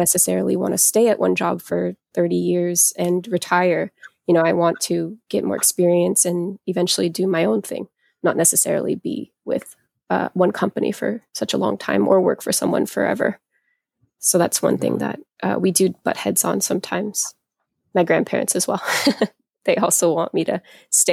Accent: United States; I'm American

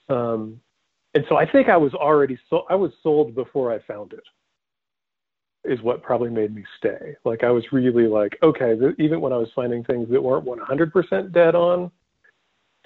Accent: Contra Costa County, East Bay of San Francisco, California, United States; I grew up in Contra Costa County in the, you know, East Bay of San Francisco

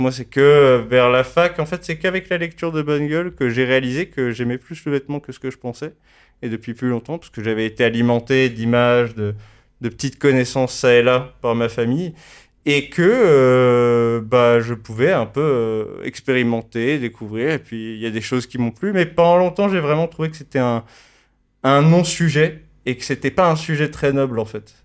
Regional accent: Paris, Île-de-France, France; j'ai grandi dans le Marais à Paris

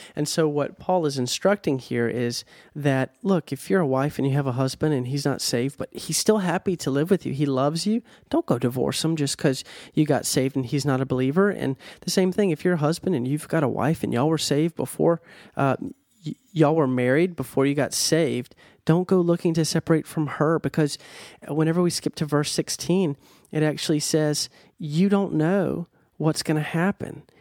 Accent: United States; I'm American.

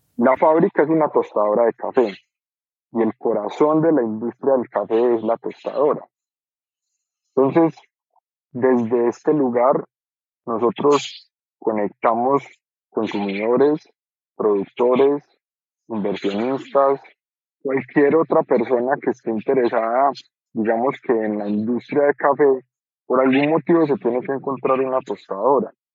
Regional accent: Colombia; como colombianos

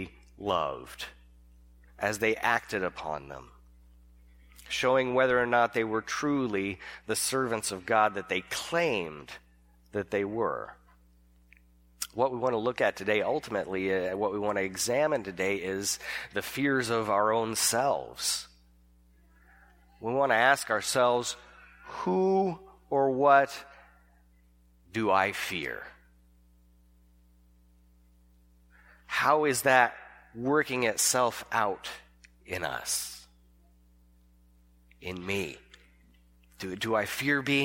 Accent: California, United States; I'm from California

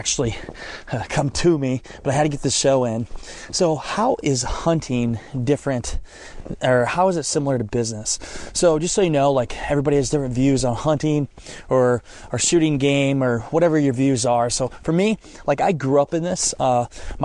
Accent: Northeast Iowa, United States; moved away; I grew up in Northeast Iowa, and I grew up in a family that hunts

